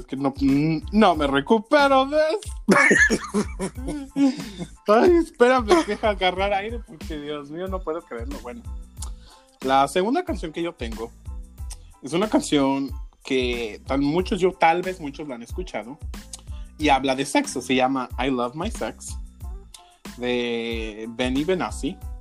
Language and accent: Spanish; Mexico; moved away; yo soy mexicano, soy nacido en México